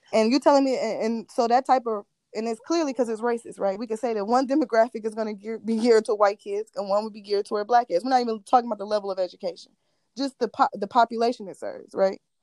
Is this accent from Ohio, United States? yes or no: yes; Ohio, United States; I'm from Ohio